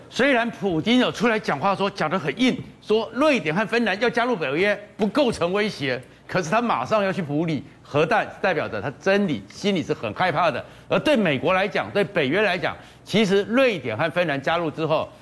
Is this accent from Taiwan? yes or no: yes; Taiwan; 我们台湾人